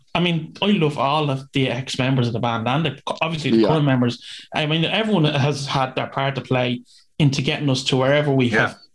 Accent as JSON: {"language": "English", "town": "Dublin", "region": "Leinster", "country": "Ireland", "said": "I'm from East Wall originally"}